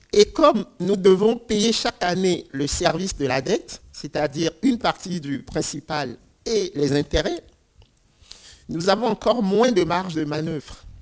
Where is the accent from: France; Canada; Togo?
Togo; Lomé, Maritime; je viens du Togo et je suis natif de la capitale, Lomé